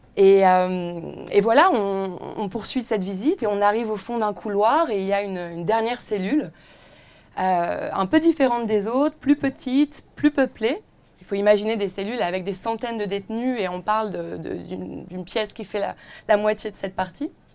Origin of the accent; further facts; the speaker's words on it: Villeneuve-d'Ascq, Hauts-de-France, France; moved away as an adult; also born or lived in Roubaix / Paris / Aix-en-Provence; je suis née à Roubaix, dans le nord de la France. J'ai été dans la même école, de la petite maternelle euh, au lycée, euh, à Villeneuve d'Ascq